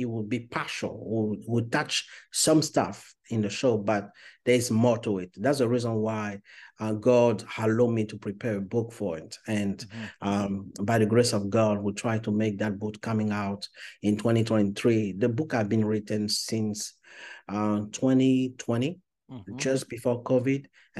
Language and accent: English; Côte d’Ivoire; first language French; English is a second language; English is not my first language, because I was born and raised in Ivory Coast, Cote d'Ivoire, so I speak French as a first language.